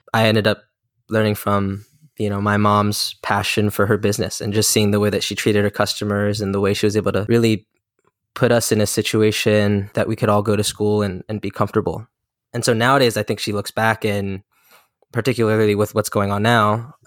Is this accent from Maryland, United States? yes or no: yes; Maryland, United States; I'm a twenty-five-year-old Korean American entrepreneur, born and raised in Maryland to two South Korean immigrants.